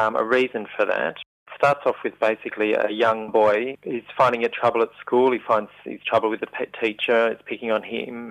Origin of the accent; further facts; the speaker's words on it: Young, New South Wales, Australia; moved away; my hometown of Young in New South Wales